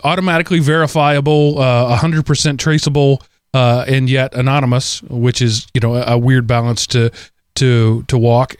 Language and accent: English; United States; as an American citizen